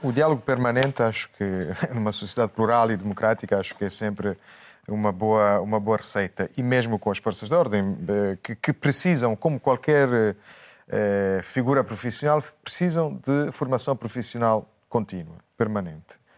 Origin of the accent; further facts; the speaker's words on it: Italy; moved away; como italiano